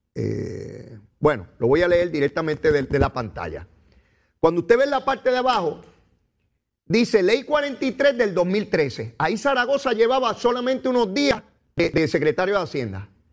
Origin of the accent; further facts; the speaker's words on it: Puerto Rico; nosotros los puertorriqueños